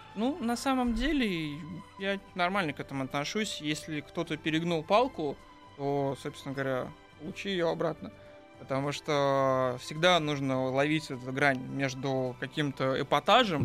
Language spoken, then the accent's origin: Russian; Saint Petersburg, Russia; я питерский